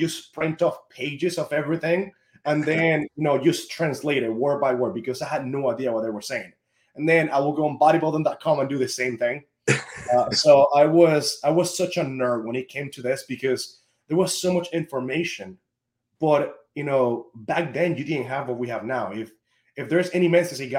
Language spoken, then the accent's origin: English; Venezuela; I'm from Venezuela